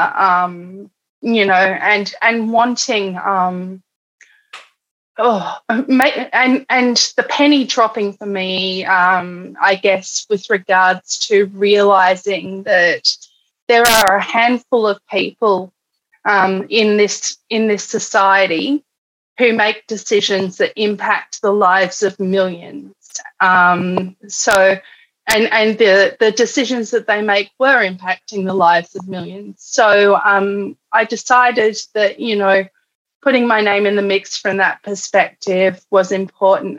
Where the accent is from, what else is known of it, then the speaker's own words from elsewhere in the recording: Canberra, Australian Capital Territory, Australia; also born or lived in Alice Springs, Australia; now in Melbourne, Australia; I was born in Canberra